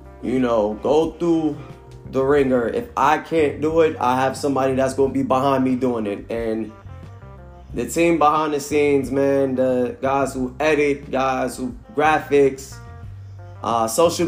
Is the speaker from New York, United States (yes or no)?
yes; New York City, New York, United States; also born or lived in Norfolk, Virginia; now in Charlotte, United States; born and raised in Brooklyn, New York. Now, you know, reside out of Charlotte, North Carolina